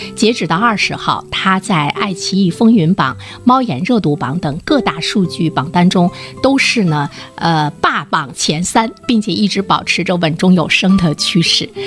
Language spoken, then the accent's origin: Chinese; Dalian, Liaoning, China; 我们大连人都非常熟悉